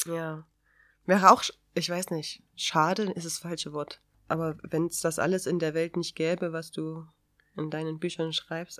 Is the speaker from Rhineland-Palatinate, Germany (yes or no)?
no; Chemnitz, Saxony, Germany; hier bei uns in Chemnitz halt, weil ich Sozialarbeiterin bin